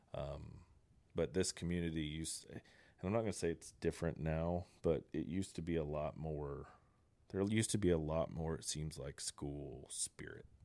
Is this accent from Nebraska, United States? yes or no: no; Coweta, Oklahoma, United States; also born or lived in Texas; I'm a born and raised Coweta guy